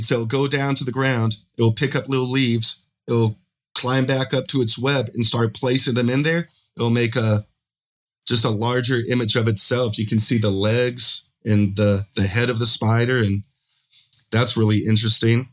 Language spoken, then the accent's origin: English; Pueblo, Colorado, United States; moved away as an adult; now in Medellin, Colombia; I'm originally from Pueblo, Colorado. I now live in Medellin, Colombia